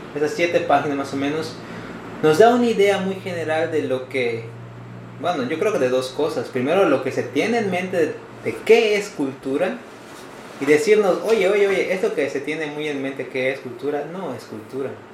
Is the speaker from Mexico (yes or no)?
yes; Mexico; nosotros, como mexicanos